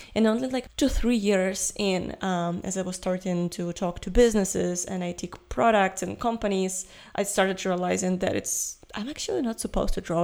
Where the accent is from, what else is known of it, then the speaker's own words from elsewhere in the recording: Ukraine; I'm from Ukraine